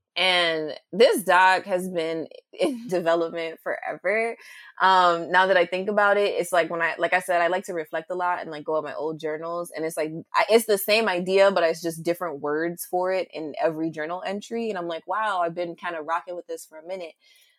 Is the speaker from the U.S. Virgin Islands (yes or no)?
yes; St. Croix, U.S. Virgin Islands; also born or lived in United States; And I was born on St. Croix, but like, it's just like certain things I've always questioned about myself growing up.